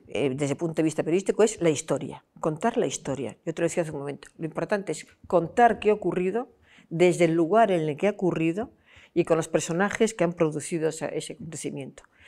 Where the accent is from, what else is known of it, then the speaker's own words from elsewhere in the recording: Vigo, Galicia, Spain; now in Madrid, Spain; yo que vivo en Madrid, pero que soy mm, mm, gallega y de la provincia de Pontevedra y de Vigo